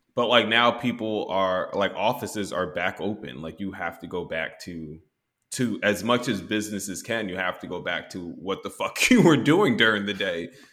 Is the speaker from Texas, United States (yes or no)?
yes; Texas, United States; I'm from Texas.